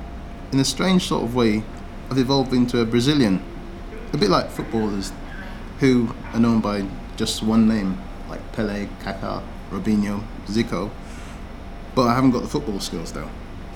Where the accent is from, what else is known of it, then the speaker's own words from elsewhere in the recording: Stoke Newington, London, United Kingdom; born there; I was born in Stoke Newington, so I really should be a Spurs fan